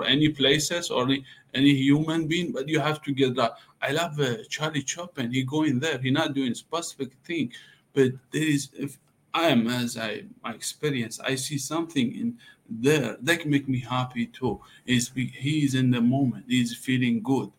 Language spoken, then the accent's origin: English; Iran; English is a second language; moved away as an adult; also born or lived in Dallas, Texas; now in Los Angeles, United States; I grew up in Iran, but now I'm here about 5 years in America.